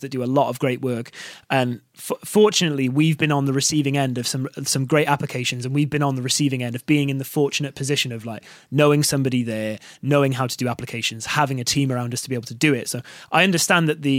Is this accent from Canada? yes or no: no; Barry, Wales, United Kingdom; also born or lived in Cardiff; I'm actually from Barry originally as well, so that's just like a town just outside of Cardiff